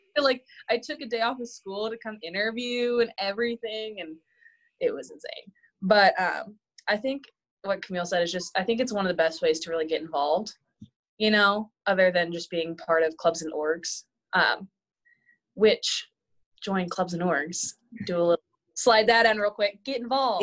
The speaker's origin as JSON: {"language": "English", "town": "Emporia", "region": "Kansas", "country": "United States", "tie": "born or raised there", "said": "ESU, which is kind of my hometown area"}